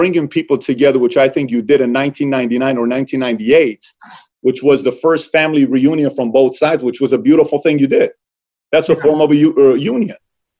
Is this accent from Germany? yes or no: no; Iran; born or raised there; now in United States